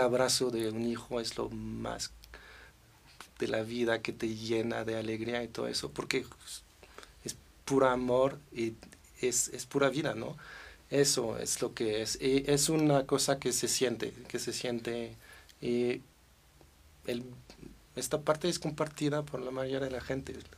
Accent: Versailles, Île-de-France, France; Spanish is a second language; also born or lived in Paris; now in Mexico; crecí en Versalles

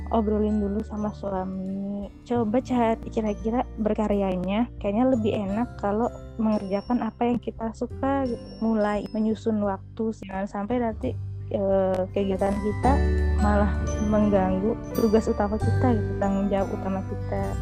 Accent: Indramayu, West Java, Indonesia; now in Bandung, Indonesia; asalnya dari Indramayu sebetulnya cuman sekarang oh, Eh, tinggal menetap di Bandung bersama suami dan anak-anak.

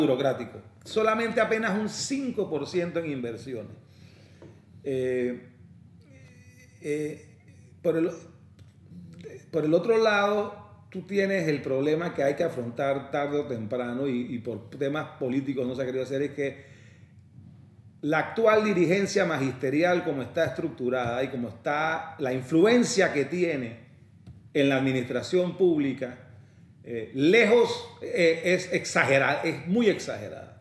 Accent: Panama; also born or lived in London, United Kingdom; soy panameño de nacimiento, mitad colonense, mi mamá de Colón

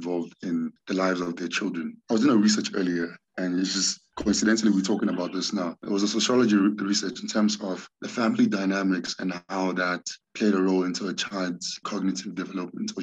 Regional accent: Nigeria; now in South Africa; So growing up in Nigeria as a kid, it was always a great home

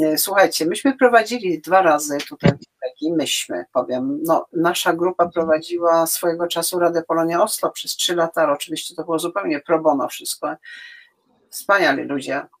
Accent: Warmian-Masurian Voivodeship, Poland; ja jestem z Warmii, ja wszystko

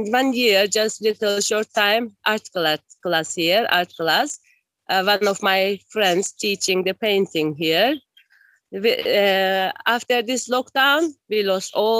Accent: Esentepe, Cyprus; also born or lived in Turkey / Nicosia; When I was 1 year old, my family moved to Cyprus and we're living in Esentepe nearly 46 years. And I go to school from here

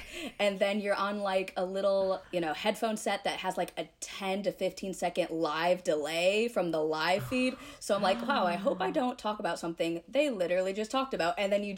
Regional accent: Detroit, Michigan, United States; moved away; also born or lived in Atlanta, Georgia; growing up in Detroit, it's hockey town.

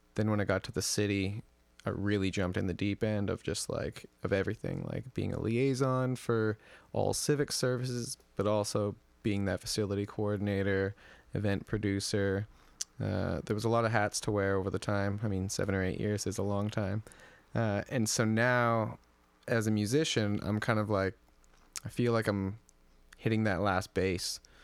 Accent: Edmonton, Alberta, Canada; moved away as an adult; also born or lived in Victoria; my hometown of Edmonton

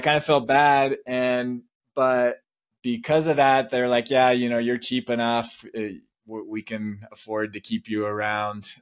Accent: Vista, California, United States; moved away as an adult; now in Provo, United States; Vista is the city I grew up

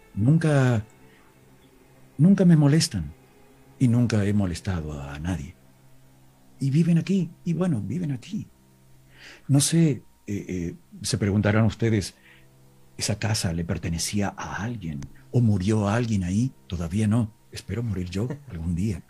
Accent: Villa Dolores, Córdoba, Argentina; born or raised there

